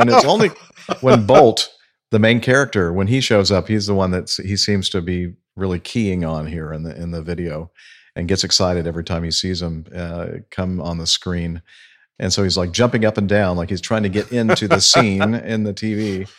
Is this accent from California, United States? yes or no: yes; Los Angeles, California, United States; born there; Okay, I was born in the Los Angeles area, but it was after 1927, so I don't think that's it.